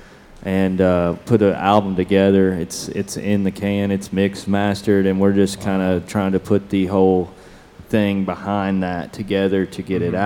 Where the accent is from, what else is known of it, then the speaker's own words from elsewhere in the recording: Lexington, Kentucky, United States; I'm from Lexington, Kentucky